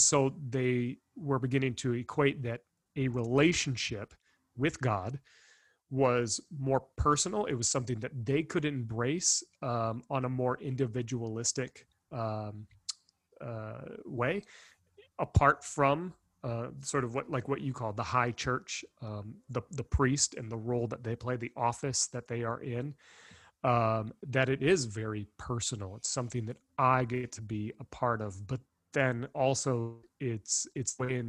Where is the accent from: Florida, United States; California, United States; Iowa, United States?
Iowa, United States; Northwest; moved away as an adult; also born or lived in Minnesota; we grew up in Northwest Iowa, and she had a very tight knit community of faith